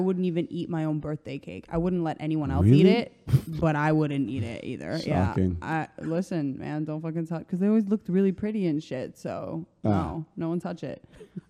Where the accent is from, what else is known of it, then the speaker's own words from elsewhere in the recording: Croatia; English is a second language; now in United States; Growing up in Croatia, every summer, this ice cream spot had banana split